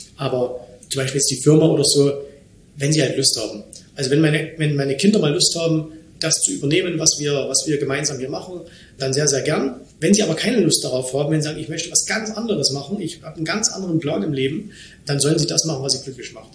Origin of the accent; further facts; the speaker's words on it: Germany; moved away as an adult; now in Dubai, United Arab Emirates; ich bin in Deutschland geboren, in Deutschland wohnen meine Eltern